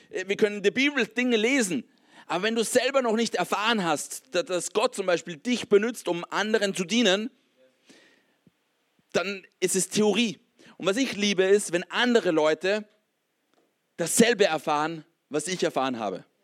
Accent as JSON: {"language": "German", "country": "Austria", "tie": "born or raised there", "said": "ich komme aus, aus einem Kontext in Österreich, wo es eigentlich katholisch ähm, geprägt ist. Ich habe in meiner Kindheit viel von Jesus mehr oder weniger gehört."}